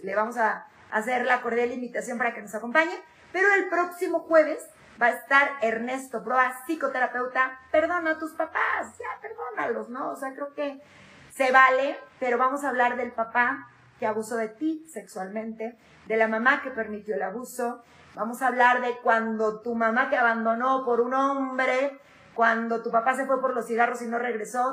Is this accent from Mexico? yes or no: yes; Mexico; nosotros somos mexicanos y el mexicano es sociable por naturaleza